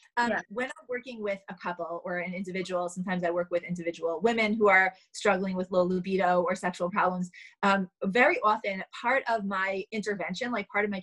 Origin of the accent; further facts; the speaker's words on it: New York City, New York, United States; I grew up in Manhattan